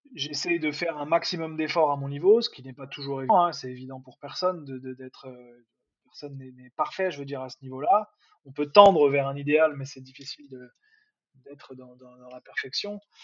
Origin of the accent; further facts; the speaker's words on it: Nantes, Pays de la Loire, France; moved away; vu que moi je suis nantais